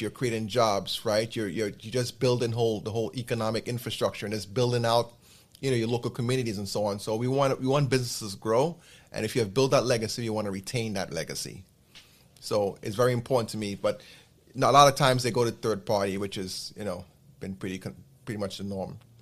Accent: New York, United States; I'm based in New York. This is my hometown

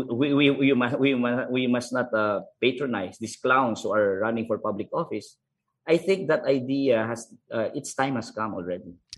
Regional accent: Philippines; I was born in Negros.

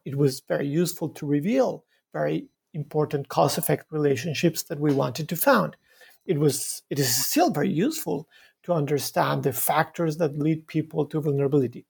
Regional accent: Bogota, Bogotá Capital District, Colombia; moved away as an adult; now in Montreal, Canada; I was, uh, born in Bogota in Colombia. I was raised in, in a, in a very crowded city, Bogota.

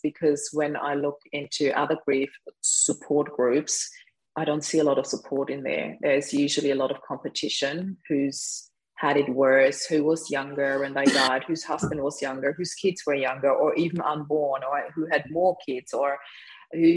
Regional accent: Vienna, Austria; moved away as an adult; now in Australia; we spent Christmas in Vienna, in my hometown where I was born

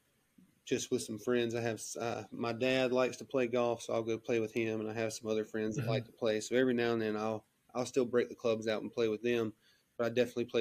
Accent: Rutherford County, North Carolina, United States; I am from Rutherford County, North Carolina, which is just a little small

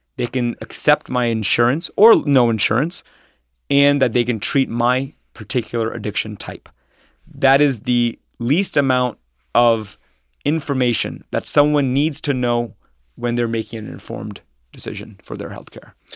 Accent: Troy, Ohio, United States; also born or lived in New York / San Francisco; I'm from Ohio, um, and I grew up in Troy, Ohio, which is a s, which is a s, small suburb, um, outside of Dayton

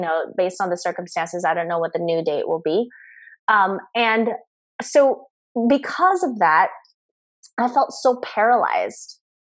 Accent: Philippines; now in Los Angeles, United States; I'm a Filipino immigrant

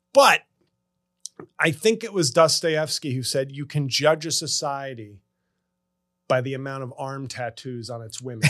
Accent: United States; also born or lived in New Jersey / New York; being an American

